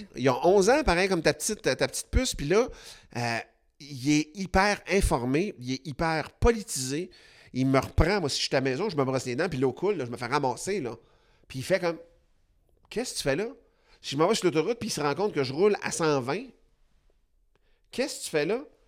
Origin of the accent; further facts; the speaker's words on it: Quebec, Canada; on est québécois